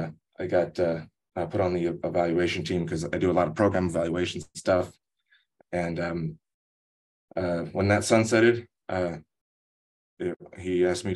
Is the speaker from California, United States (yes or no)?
yes; Los Angeles, California, United States; also born or lived in Oregon; I am of Ukrainian, Irish, and Cherokee Apache descent. I was born in Oregon. I grew up in a little kind of Mexican town in Los Angeles.